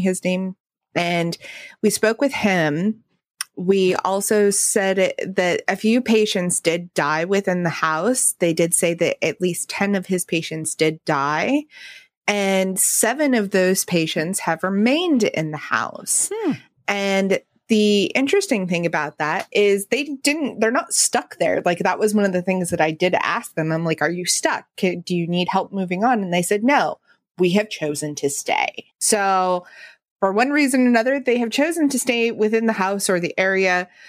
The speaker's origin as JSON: {"language": "English", "region": "the West", "country": "United States", "tie": "born or raised there", "said": "growing up in the West"}